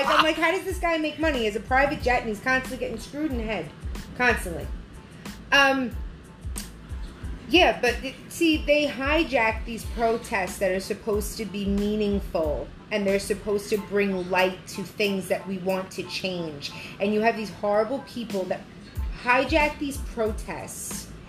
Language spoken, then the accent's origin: English; United States; We're American.